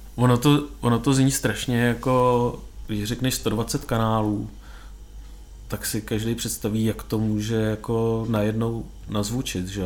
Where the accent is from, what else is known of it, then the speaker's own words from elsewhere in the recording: Czechia; u nás